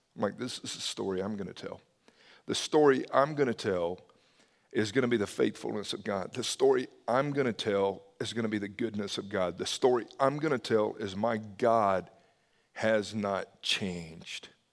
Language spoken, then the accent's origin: English; the South, United States; I grew up in the South